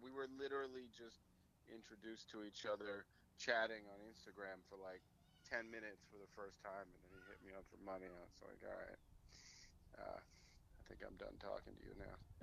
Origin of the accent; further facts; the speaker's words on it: New York City, New York, United States; I'm from New York City. I was raised in New York City, um, and I grew up in New York when it was still New York